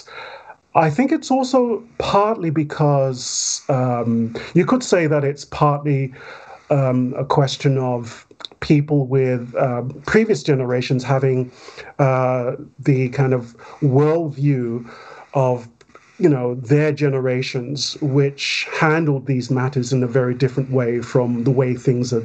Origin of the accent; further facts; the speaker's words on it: London, United Kingdom; I grew up, I was born in Wandsworth, but I grew up mostly in Stockwell, Peckham, and then Camberwell, and basically Southwest London and Southeast London